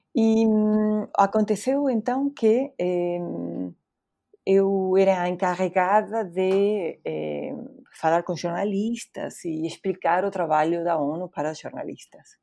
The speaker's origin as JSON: {"language": "Portuguese", "town": "Bahía Blanca", "region": "Buenos Aires Province", "country": "Argentina", "tie": "born or raised there", "also_born_or_lived": "United States", "second_language": "Portuguese", "moved": "as an adult", "lives_now": "Brazil", "said": "Eu nasci na Argentina, uhum. eu nem sou de, da capital, eu sou de outra cidade chamada Bahia Blanca"}